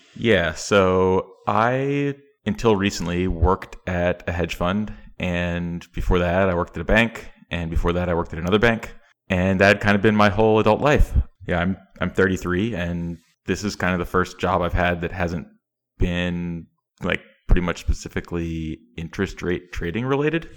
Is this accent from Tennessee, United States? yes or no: yes; East Tennessee, United States; I grew up in Tennessee